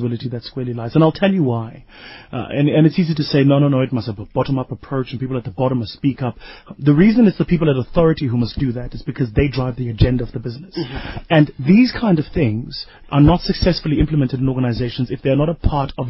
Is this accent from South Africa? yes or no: yes; Benoni, Gauteng, South Africa; I'm a Benoni boy